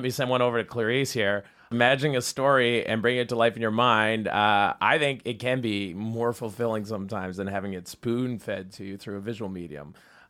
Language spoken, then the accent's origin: English; Saskatchewan, Canada; I'm originally from Saskatchewan, so we had no one that looked like Emma Stone, right?